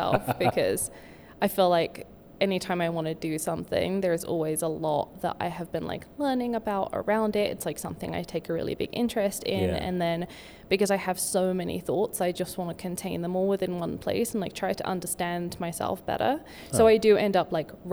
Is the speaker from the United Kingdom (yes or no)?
yes; United Kingdom; moved away as an adult; now in Denver, United States; I am a British illustrator, and I've lived here for about 8 years